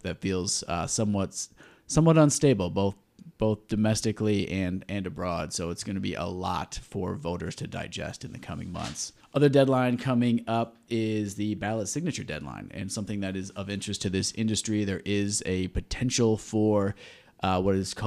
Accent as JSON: {"language": "English", "region": "Southeast Michigan", "country": "United States", "tie": "born or raised there", "said": "I grew up in Southeast Michigan."}